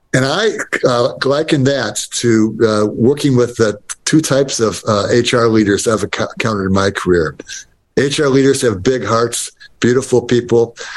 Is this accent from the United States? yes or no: yes; Detroit, Michigan, United States; I grew up in Detroit